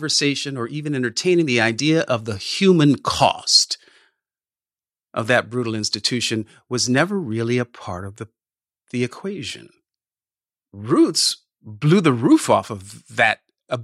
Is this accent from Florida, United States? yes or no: no; California, United States; I grew up in California and not in the Midwest